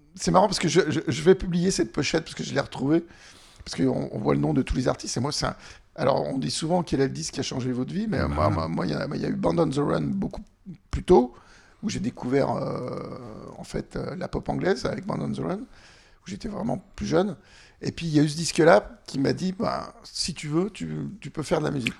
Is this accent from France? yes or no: yes; Annecy, Auvergne-Rhône-Alpes, France; J'ai grandi à Annecy